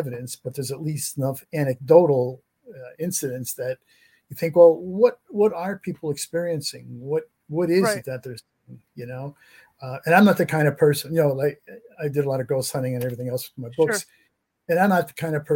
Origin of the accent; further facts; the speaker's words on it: New England, United States; I grew up in New England